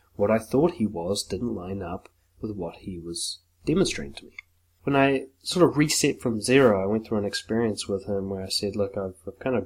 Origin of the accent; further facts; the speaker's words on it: Auckland, New Zealand; I grew up in West Auckland